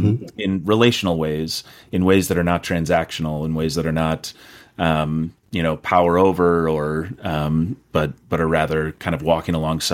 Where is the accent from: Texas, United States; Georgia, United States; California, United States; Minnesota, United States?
Minnesota, United States; Rosemount; I grew up in Rosemount, Minnesota, so just south of the Twin Cities here, but most of my family's from northern Minnesota.